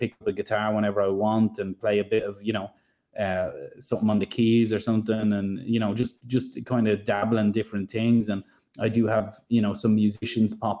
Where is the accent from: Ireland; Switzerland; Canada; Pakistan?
Ireland; accent: Irish; now in Sydney, Australia; I'm from Ireland, you probably hear it in the accent